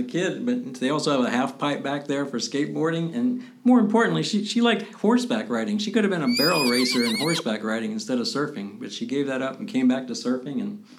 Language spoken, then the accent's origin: English; Japan; born there; I was born in Japan, strangely enough.